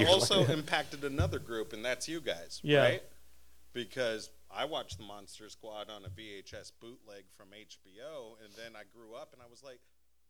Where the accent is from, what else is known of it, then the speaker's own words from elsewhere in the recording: Anchorage, Alaska, United States; I grew up in Anchorage, Alaska. The winters are really cold and the days are super short and there's not much to do.